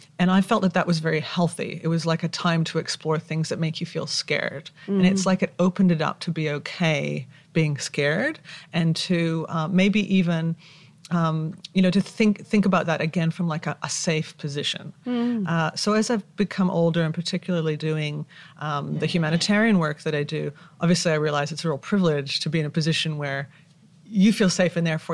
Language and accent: English; Victoria, British Columbia, Canada; moved away as an adult; also born or lived in Australia; now in Vancouver, Canada; I grew up in Victoria, BC, which is on the west coast of Canada